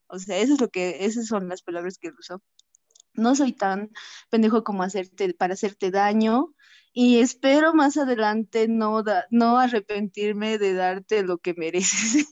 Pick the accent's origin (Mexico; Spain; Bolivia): Bolivia; Soy de Bolivia